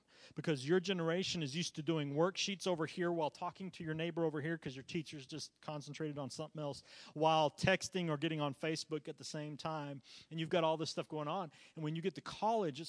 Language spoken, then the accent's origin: English; Chile; now in United States; growing up in Chile